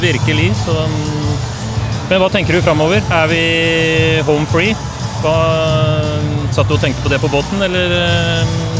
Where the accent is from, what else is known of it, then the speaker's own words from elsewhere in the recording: Larvik, Vestfold, Norway; Jeg er jo fra Tor Heyerdahls hjemby